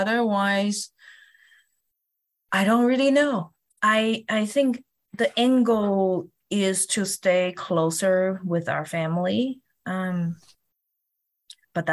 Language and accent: English; Kaohsiung, Taiwan; moved away as an adult; now in Denver, United States; my hometown, Kaohsiung